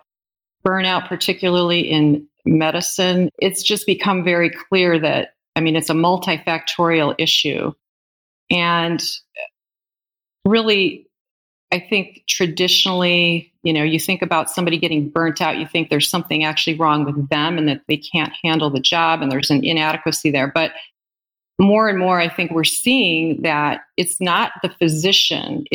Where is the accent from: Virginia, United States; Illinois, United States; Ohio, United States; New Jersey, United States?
Illinois, United States; Northern; moved away; also born or lived in Milwaukee area, Wisconsin / Northern Wisconsin; I'm originally from Northern Illinois